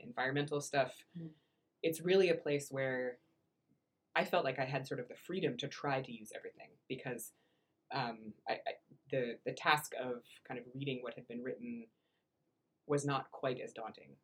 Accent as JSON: {"language": "English", "region": "Iowa", "country": "United States", "moved": "yes", "said": "I was from Iowa"}